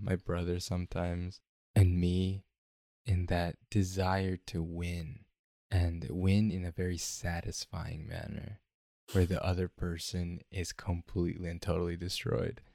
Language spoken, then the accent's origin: English; Mississippi, United States; moved away; I grew up in Mississippi.